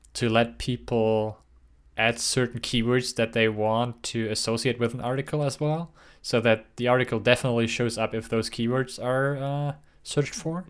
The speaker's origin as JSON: {"language": "English", "country": "Germany", "tie": "born or raised there", "moved": "yes", "said": "growing up in Germany"}